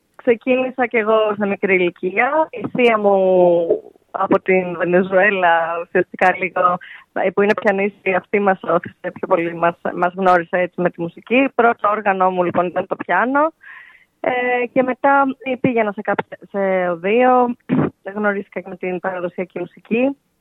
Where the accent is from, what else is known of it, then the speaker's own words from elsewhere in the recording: Athens, Attica, Greece; moved away as an adult; now in Istanbul, Turkey; Εγώ γεννήθηκα και μεγάλωσα στην Αθήνα